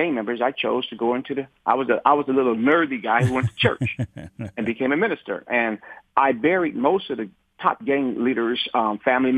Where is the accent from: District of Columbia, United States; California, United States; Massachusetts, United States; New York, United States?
California, United States; Los Angeles; I come from Watts, California